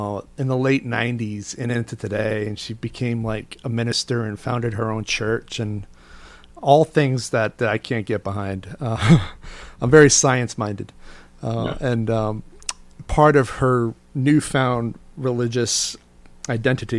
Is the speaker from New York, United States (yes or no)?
yes; New York, United States; as a New Yorker